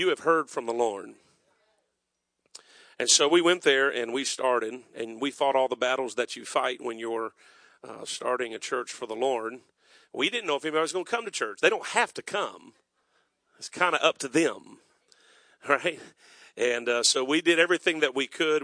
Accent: South Florida, United States; now in North Myrtle Beach, United States; I was raised in South Florida

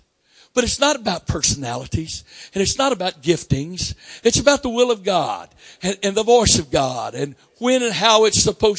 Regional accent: Florida, United States; But I'm from Florida, and you get a at that time, you got a learner's permit at 14.

